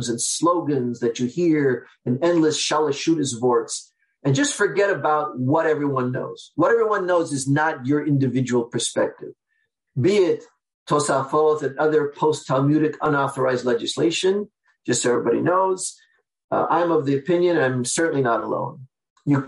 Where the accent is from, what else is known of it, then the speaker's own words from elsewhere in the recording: Seattle, Washington, United States; I'm from Seattle, Washington, where I am now